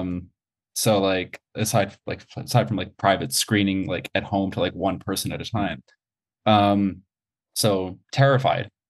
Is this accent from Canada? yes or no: yes; Montreal, Quebec, Canada; moved away as an adult; also born or lived in Toronto; I was born and raised in Montreal, went to school in Montreal, and then I moved to Toronto.